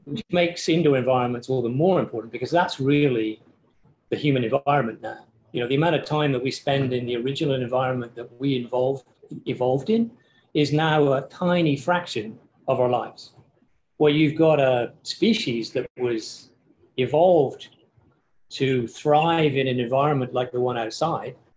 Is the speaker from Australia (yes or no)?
no; Cornwall, South West England, United Kingdom; moved away; theoretically, in the southwest of England, uh, so the little peninsula that juts out into the Pacific below Wales, a place called Cornwall.